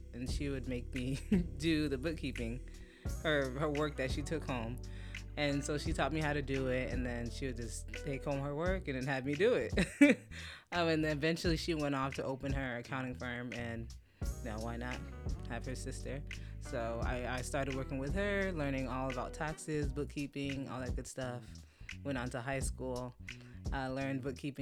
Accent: Fort Lauderdale, Florida, United States; I am Haitian. I was born and raised in Fort Lauderdale, okay. Florida. And my parents are immigrants, and I'm first generation.

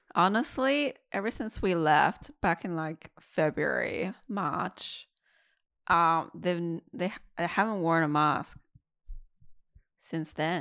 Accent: Qingdao, Shandong, China; now in Australia; I went to Qingdao, my hometown

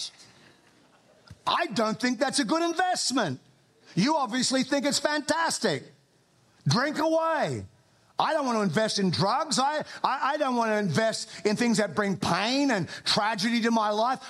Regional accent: Australia; accent: Australian; moved away as an adult; now in United States; I am an Australian. I have an accent. I've lived in America for 20 years.

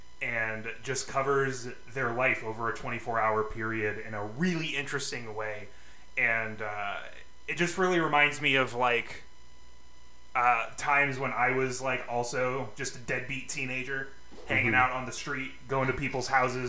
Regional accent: Phoenix, Arizona, United States; growing up in Phoenix, Arizona, where all emo bands originate from, both physically and spiritually.

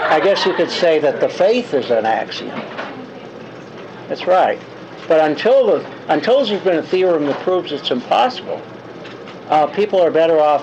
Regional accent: United States; also born or lived in Chicago / New York; now in Arlington, United States; my growing up in Chicago and New York

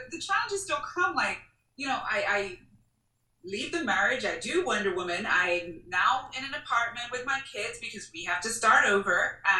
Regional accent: Jamaica; being Jamaican, right? It's like we learn mint tea from the ground.

